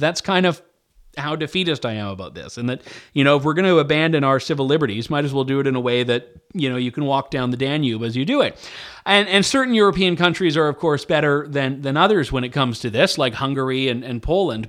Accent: Canada; I'm a Canadian. We we give our ridings names and not numbers

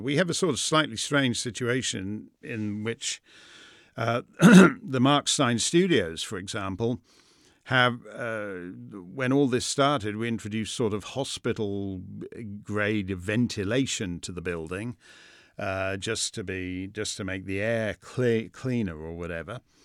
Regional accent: Canada; now in United States; I'm a Canadian who's in America

